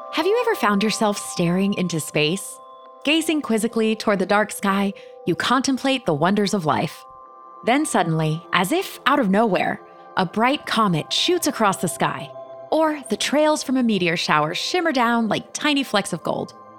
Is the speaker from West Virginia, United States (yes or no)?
no; Florida, United States; I grew up in Florida